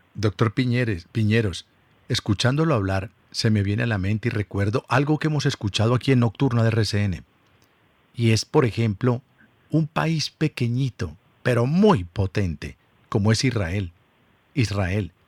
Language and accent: Spanish; Colombia; nosotros somos los colombianos